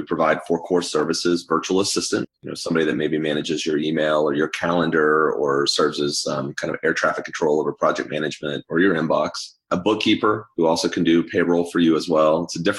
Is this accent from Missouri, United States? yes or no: yes; Missouri, United States; also born or lived in Southern California; now in Atlanta, United States; For the last 20 years, I grew up in Missouri and Southern California, went to college in Ohio, but I'm pretty much native to Atlanta at this point.